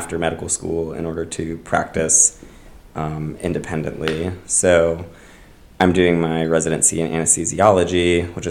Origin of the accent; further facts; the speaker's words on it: Tampa, Florida, United States; moved away; From Tampa, Florida